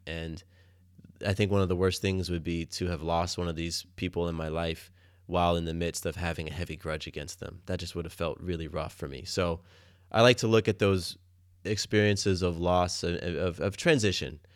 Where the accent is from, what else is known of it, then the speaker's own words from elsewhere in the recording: Atlanta, Georgia, United States; moved away as an adult; also born or lived in Florida; now in Atlanta, United States; growing up in Atlanta